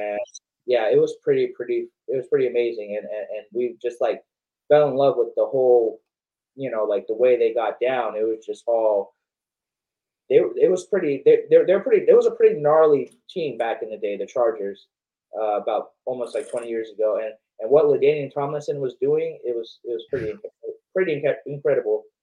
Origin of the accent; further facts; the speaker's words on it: Long Beach, California, United States; I'm from Southern California. So I, I, I grew up, I wasn't born in Long Beach, but I grew up in Long Beach